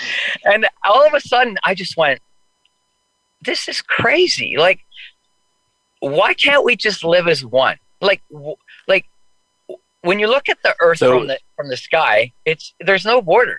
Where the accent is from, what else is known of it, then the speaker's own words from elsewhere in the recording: White Rock, British Columbia, Canada; also born or lived in New Westminster, British Columbia / Langley, British Columbia; I was born in New Westminster, British Columbia. Grew up in White Rock.